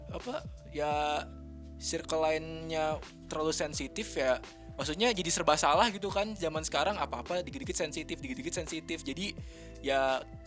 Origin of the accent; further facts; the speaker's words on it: Bogor, West Java, Indonesia; moved away as an adult; now in Bandung, Indonesia; gue kan dari Bogor kan Jabodetabek